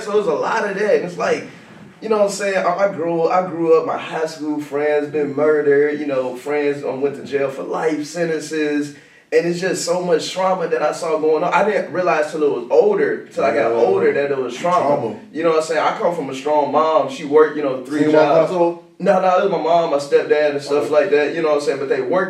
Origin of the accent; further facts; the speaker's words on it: Jackson, Tennessee, United States; But nah, I'm originally from Jackson, Tennessee. I grew up an emo kid.